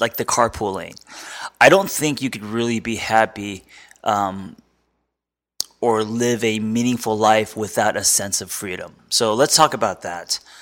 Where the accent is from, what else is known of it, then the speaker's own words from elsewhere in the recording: United States; as an American.